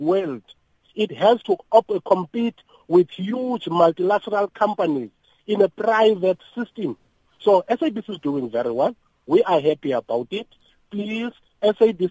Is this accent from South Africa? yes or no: yes; South Africa; I am a South African.